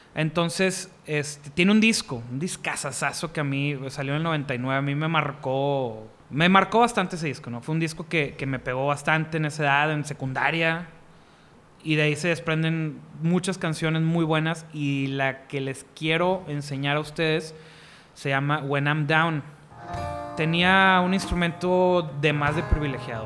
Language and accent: Spanish; Monterrey, Nuevo León, Mexico; como buen regio